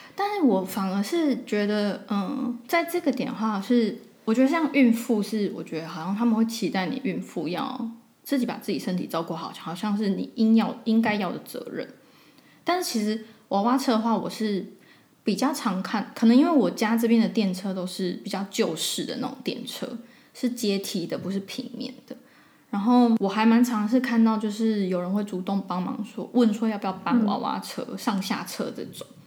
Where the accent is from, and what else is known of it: Taiwan; also born or lived in Barcelona, Spain; now in Zurich, Switzerland